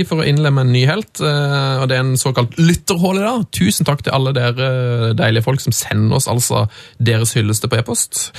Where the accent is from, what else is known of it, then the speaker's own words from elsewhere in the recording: Trondheim, Trøndelag, Norway; Ja, jeg er jo fra Trondheim, da!